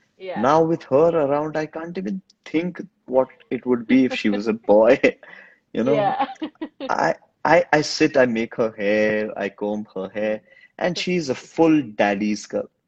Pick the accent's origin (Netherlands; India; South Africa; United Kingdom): India; first language Hindi; English is a second language; but I love speaking in my Hindi language. That's my native language. That's my mother tongue.